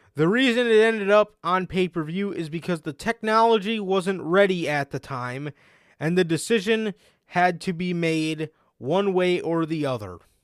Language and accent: English; Chicago, Illinois, United States; we are from Chicago